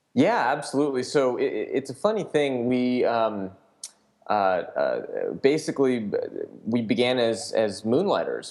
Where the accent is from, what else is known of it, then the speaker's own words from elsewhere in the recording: Sacramento, California, United States; also born or lived in Washington, D.C.; I worked for a legislator in my hometown in Sacramento, uh, the Capitol here.